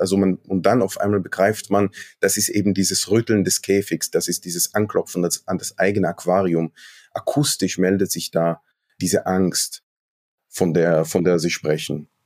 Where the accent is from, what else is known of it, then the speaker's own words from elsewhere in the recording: Jerusalem, Jerusalem District, Israel; moved away as an adult; now in Germany; Ich bin in Westjerusalem aufgewachsen.